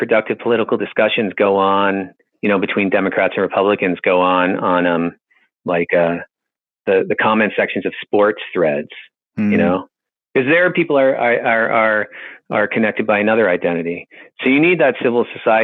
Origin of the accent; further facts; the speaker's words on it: Boston, Massachusetts, United States; I grew up in Boston